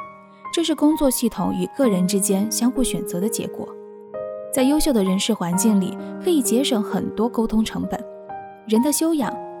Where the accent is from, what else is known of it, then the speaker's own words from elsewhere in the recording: South China, China; now in Beijing, China; 作为地道的南方人，经过近两年的温习，也品味到那种勤劳务实、敢打敢拼的血性